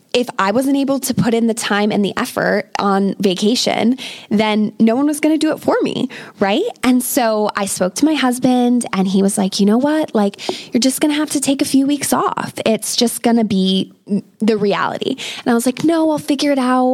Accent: United States; moved away as an adult; now in England, United Kingdom; I am an American expat living in England with my British husband

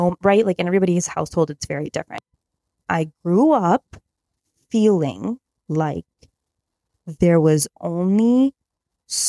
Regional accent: Chicago suburbs, Illinois, United States; I grew up in the Chicago suburbs

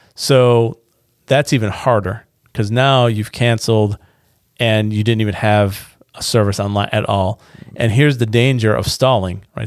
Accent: Niagara Falls, New York, United States; now in North Carolina, United States; I'm from Niagara Falls

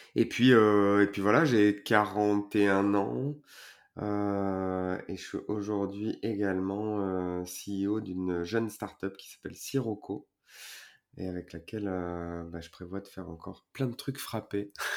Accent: Port-Saint-Louis-du-Rhône, Provence-Alpes-Côte d'Azur, France; chez moi à Port-Saint-Louis

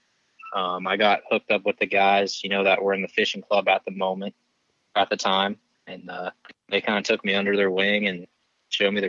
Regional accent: Morgantown, West Virginia, United States; I was born and raised in Morgantown

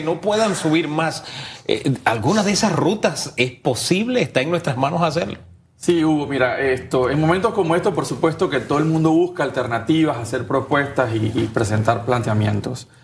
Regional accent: Panama; somos panameños

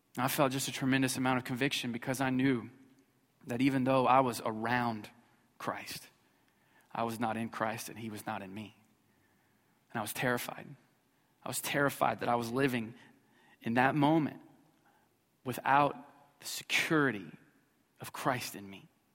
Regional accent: Missouri, United States; I grew up in Missouri, so we don't have good grammar there

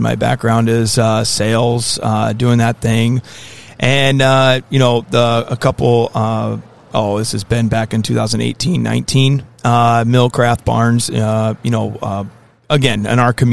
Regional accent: Holmes County, Ohio, United States; moved away as an adult; now in northern Michigan, United States; I am originally from Holmes County, Ohio

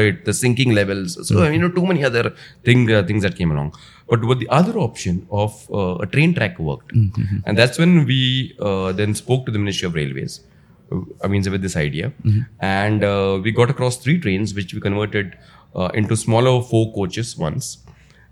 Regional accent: Mumbai, Maharashtra, India; I'm from Bombay, Mumbai rather.

